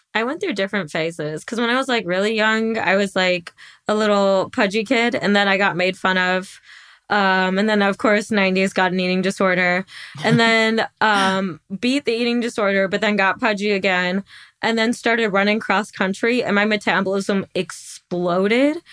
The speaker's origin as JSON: {"language": "English", "region": "Midwest", "country": "United States", "tie": "born or raised there", "said": "I grew up in the Midwest"}